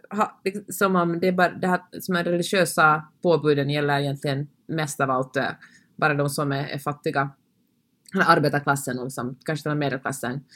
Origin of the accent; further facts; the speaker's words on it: Finland; jag talar svenska och kommer från Finland